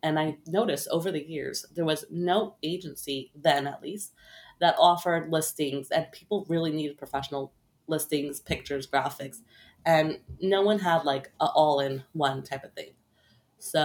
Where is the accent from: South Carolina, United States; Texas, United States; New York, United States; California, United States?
New York, United States; Brooklyn; Yep, in Brooklyn.